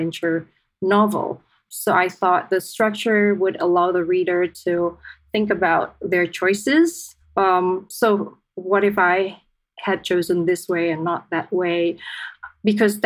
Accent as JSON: {"language": "English", "region": "Jakarta", "country": "Indonesia", "tie": "born or raised there", "also_born_or_lived": "Bandung, Indonesia / San Diego, United States", "moved": "as an adult", "said": "I was born in Indonesia, in Bandung, but I was there for maybe about a year when I was 1 year old. My parents moved to Jakarta. Our family lived in Jakarta, in central Jakarta."}